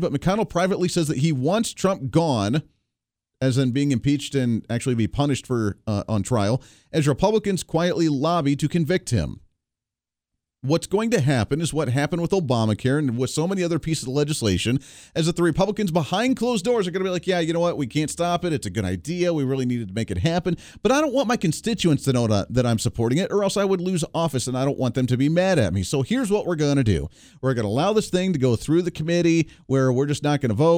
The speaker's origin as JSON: {"language": "English", "country": "United States", "tie": "born or raised there", "also_born_or_lived": "Colorado / Ohio", "moved": "yes", "lives_now": "Wichita, United States", "said": "I grew up in Colorado and Ohio"}